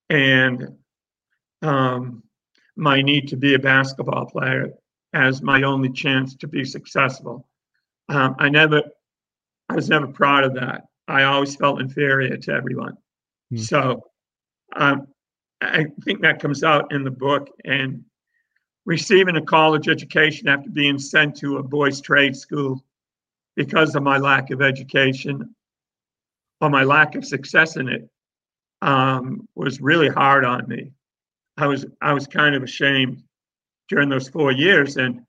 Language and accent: English; Worcester, Massachusetts, United States; now in Charleston, United States; I love where I am, and I'm thankful I grew up in Worcester, but I'm even more thankful that I've had the life I've had for the last 32 years.